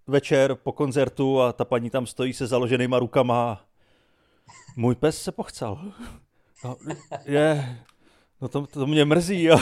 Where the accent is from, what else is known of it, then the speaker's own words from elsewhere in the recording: Czechia; když jsem z Čech, no.